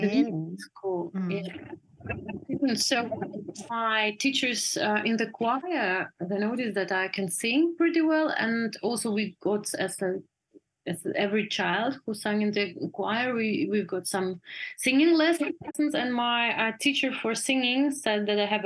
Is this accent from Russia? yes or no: yes; Russia; moved away as an adult; also born or lived in Germany; now in Berlin, Germany; I was born in Russia, but I live most the time of my life in Germany